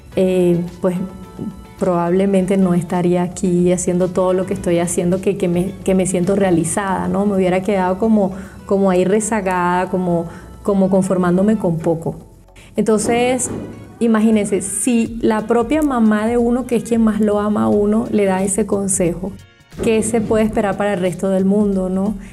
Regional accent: Venezuela; moved away as an adult; now in Germany; yo soy médico venezolana

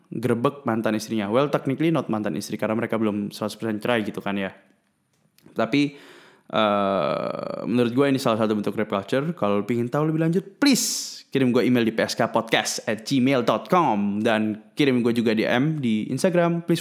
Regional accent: Bandung, West Java, Indonesia; so ya yeah, uh, gue dari Bandung uh, eh, gue dari kan teman gue

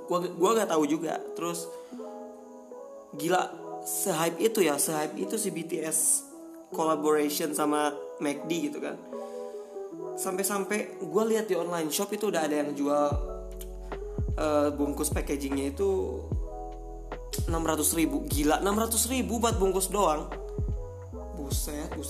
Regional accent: West Sumatra, Indonesia; Nama daerahnya Bukit Tinggi. Jadi gue itu putra Minang asli, tapi blasteran Jawa Tengah.

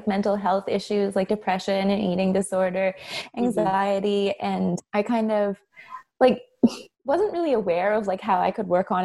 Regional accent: Canada; moved away as an adult; now in Australia; I'm from Canada originally, but I moved here 8 years ago.

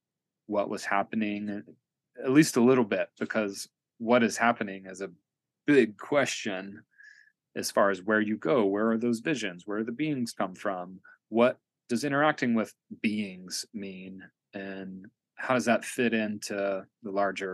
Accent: Tennessee, United States; also born or lived in Kentucky / Knoxville / Atlanta / Asheville; So, you know, I'm born and raised in Appalachia. I grew up in a trailer park in Northeast Tennessee. My dad's from Southwest Virginia. I also lived in Kentucky, and I've lived in Knoxville and Atlanta and Asheville.

